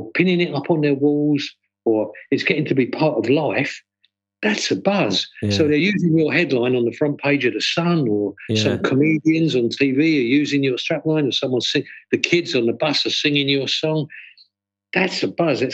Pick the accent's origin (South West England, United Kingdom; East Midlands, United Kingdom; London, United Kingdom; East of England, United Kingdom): London, United Kingdom; moved away; also born or lived in New York; growing up in East London